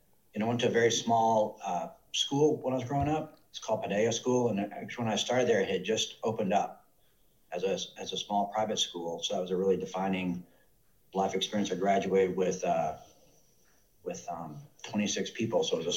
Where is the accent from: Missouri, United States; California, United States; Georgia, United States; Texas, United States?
Georgia, United States; Atlanta; I grew up at Atlanta, Georgia. I was actually born in Atlanta, the city of Atlanta.